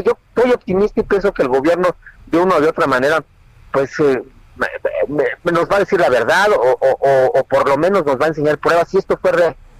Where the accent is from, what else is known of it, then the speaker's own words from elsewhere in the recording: Mexico; los mexicanos no creemos